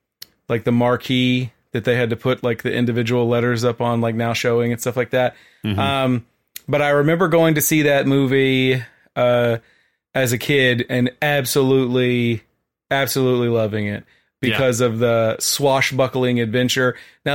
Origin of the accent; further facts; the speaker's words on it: Texas, United States; And I remember growing up in Brazoria County, there was a theater in Lake Jackson, Texas, called the Lake Theater.